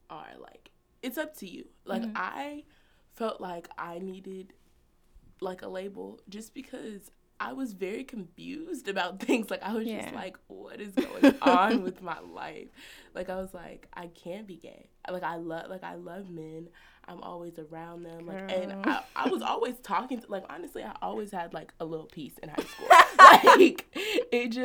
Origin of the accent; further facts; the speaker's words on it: Trinidad & Tobago; I'm Trinidadian